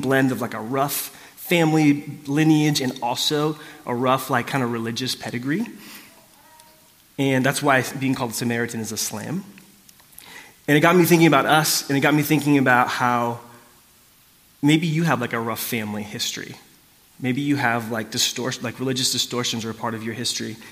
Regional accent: South Orange County, California, United States; I grew up in South Orange County in the 90s

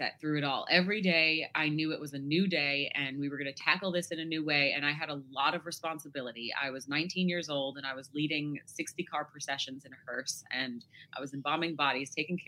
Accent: New York, United States; I am 32. I have yet to grow up and I'm from New York.

